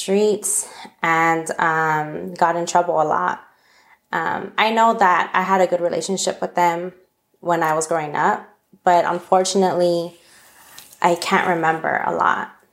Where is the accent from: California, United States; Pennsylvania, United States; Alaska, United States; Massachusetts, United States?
California, United States; Los Angeles; moved away as an adult; also born or lived in Minot, North Dakota; I'm from Northeast LA, basically across the train tracks from East LA. And, I grew up in an area called Eagle Rock, California.